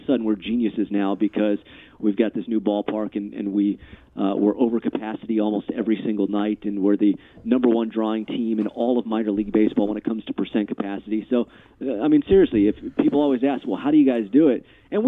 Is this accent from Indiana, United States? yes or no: no; California, United States; also born or lived in Fort Myers; now in Minnesota, United States; so I'm originally from Southern California, but Minnesota is the fifth state I've lived in, and I moved here from Fort Myers, you know, 11 years ago